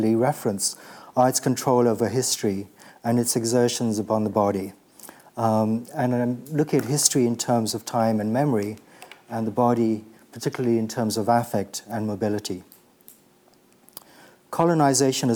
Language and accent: English; Kenya; I'm from Kenya and just sort of old enough to be born with when Kenya was still a colony.